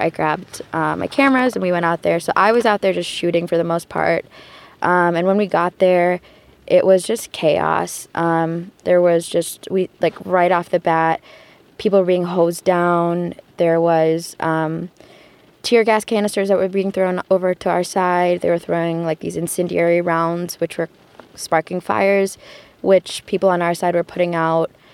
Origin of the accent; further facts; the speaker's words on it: Detroit, Michigan, United States; I'm from Detroit, Michigan.